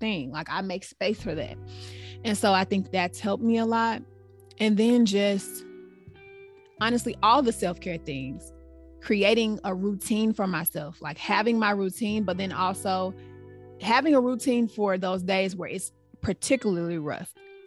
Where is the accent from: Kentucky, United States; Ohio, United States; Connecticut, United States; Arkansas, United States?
Arkansas, United States; moved away as an adult; now in Washington, United States; We're all from Arkansas